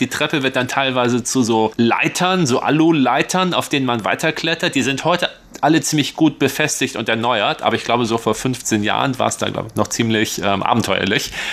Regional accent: northwestern Lower Saxony, Germany; moved away as an adult; now in Taiwan; Ich bin ja so ein Flachlandgewächs, ich komme aus Nordwest-Niedersachsen

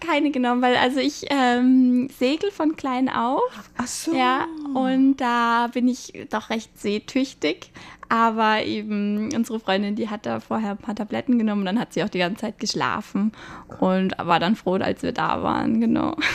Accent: Munich, Bavaria, Germany; moved away as an adult; now in Taipei, Taiwan; ich komme aus München

